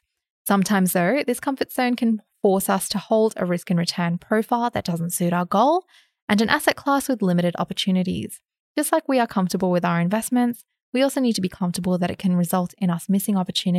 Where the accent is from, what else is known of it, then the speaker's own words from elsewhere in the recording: Australia; As an Aussie investor, this doesn't mean that there are no opportunities